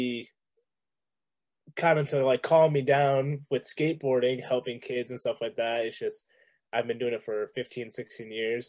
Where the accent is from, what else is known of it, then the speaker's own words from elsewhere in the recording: Riverview, New Brunswick, Canada; I am from Riverview, New Brunswick.